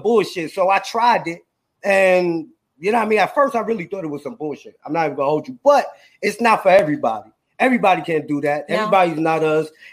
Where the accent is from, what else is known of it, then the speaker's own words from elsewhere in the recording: New York City, New York, United States; now in Houston, United States; I'm originally from Brooklyn